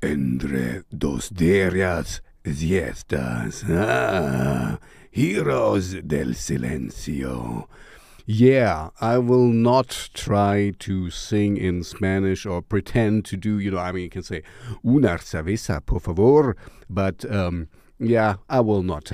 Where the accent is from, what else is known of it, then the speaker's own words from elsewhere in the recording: East Germany, Germany; English is a second language; I grew up in East Germany